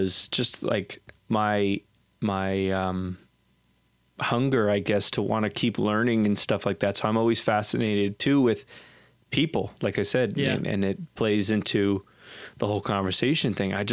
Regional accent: Southern United States, United States; uh, growing up in the Bible Belt

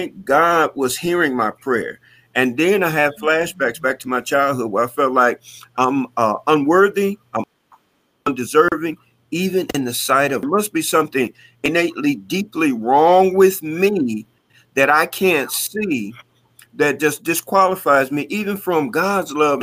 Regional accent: Detroit, Michigan, United States; growing up in Detroit, having to fight my way through public schools

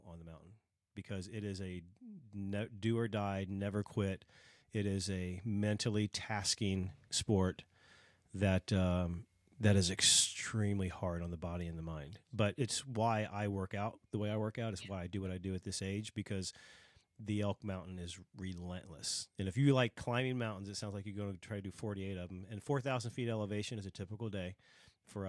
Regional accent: Dayton, Ohio, United States; moved away; I'm from Dayton, Ohio, originally

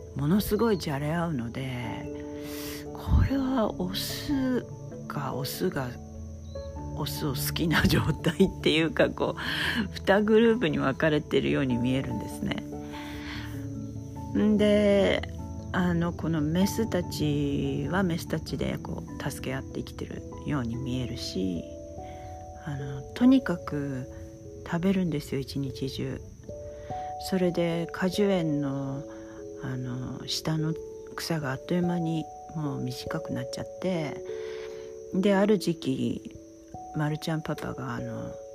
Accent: Hokkaido, Japan; also born or lived in California / Oregon; now in Hilo, United States; 私は北海道で生まれ育ってまして

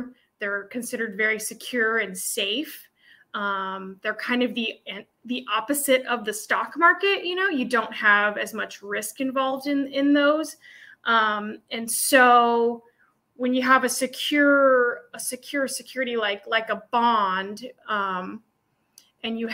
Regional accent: Anchorage, Alaska, United States; So I was born here in Anchorage at Elmendorf Air Force Base. Folks are from Ohio and they were brought up by the military. So I was raised here in Anchorage and lived here all my life

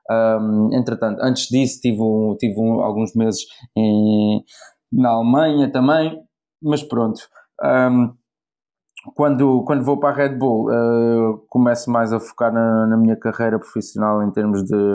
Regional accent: Portugal; also born or lived in South Africa; Então, praticamente eu nasci na África do Sul, uh, os meus pais, o meu pai pai português, a minha mãe um bocado de mistura português com holandesa, uh, entretanto a gente saiu da África do Sul, foi viver para Portugal, eu só tinha um ano

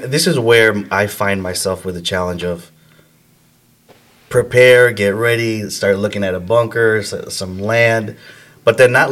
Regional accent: Chicago, Illinois, United States; when we moved here from Chicago to the suburbs

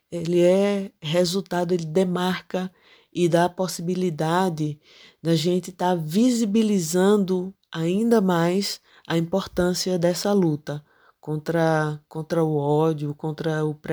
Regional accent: Serra Talhada, Pernambuco, Brazil; Eu sou de Serra Talhada e tô nesse território já tem muito tempo.

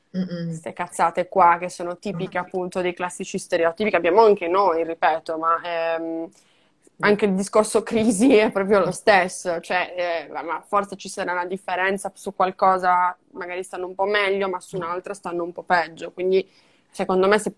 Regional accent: Madrid, Community of Madrid, Spain; Io sono di Madrid, Madrid

